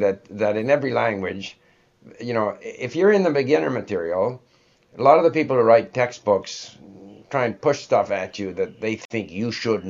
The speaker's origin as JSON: {"language": "English", "country": "Canada", "tie": "born or raised there", "also_born_or_lived": "Sweden", "first_language": "English", "said": "English is, it's essentially my native language, although I was born in Sweden, but since the age of five, I've lived in Canada."}